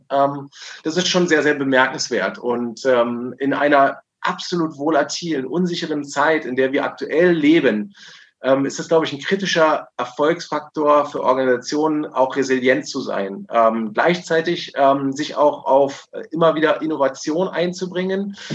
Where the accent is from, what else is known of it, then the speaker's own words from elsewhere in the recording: Berlin, Germany; ich habe letztens gerade gelesen in Berlin, äh, äh, hier in der Stadt, wo wir aktiv sind und wo ich herkomme